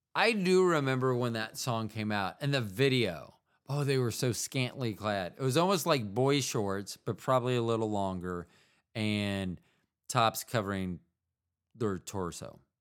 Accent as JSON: {"language": "English", "country": "United States", "said": "as an American"}